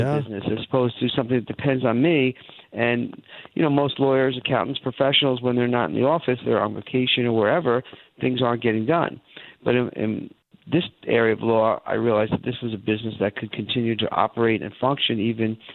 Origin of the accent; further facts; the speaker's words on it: Long Island, New York, United States; I was born in Long Island, and I grew up there and lived in the New York area for most of my life